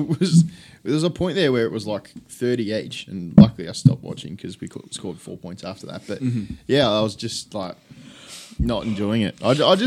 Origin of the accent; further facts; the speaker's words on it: Frankston, Victoria, Australia; I was born in Frankston.